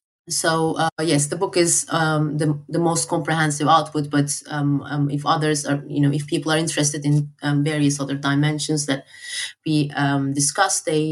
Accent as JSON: {"language": "English", "country": "Turkey", "lives_now": "United Kingdom", "said": "I'm originally from Turkey, but I work in the UK."}